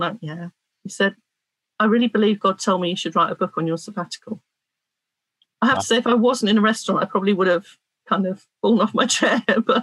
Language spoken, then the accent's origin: English; Cornwall, South West England, United Kingdom; I'm a Cornish woman